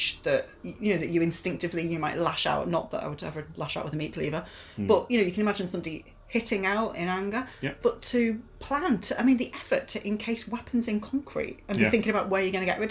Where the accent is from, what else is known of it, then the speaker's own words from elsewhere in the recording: Wirral, North West England, United Kingdom; It's like a great big sandstone rock, which I remember climbing over it when I was a child. And my children have since climbed all over